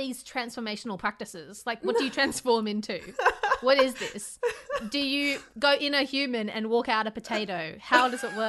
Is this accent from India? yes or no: yes; India; And as an Indian woman, I will continue to give no fucks about him